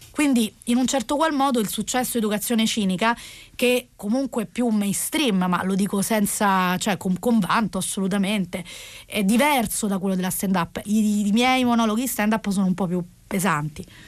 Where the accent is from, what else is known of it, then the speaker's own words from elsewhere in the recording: Rome, Lazio, Italy; sono nata a Roma in, eh, in un contesto borghese